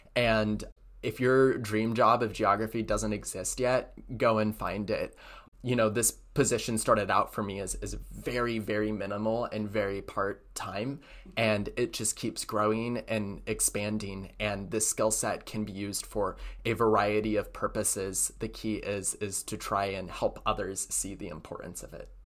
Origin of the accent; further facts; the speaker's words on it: Hood River, Oregon, United States; moved away; I came from Hood River